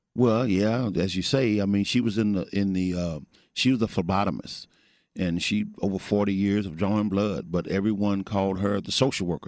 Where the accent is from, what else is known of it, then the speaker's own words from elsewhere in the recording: Missouri, United States; also born or lived in Fort Worth, Texas; now in Texas, United States; I'm originally from Missouri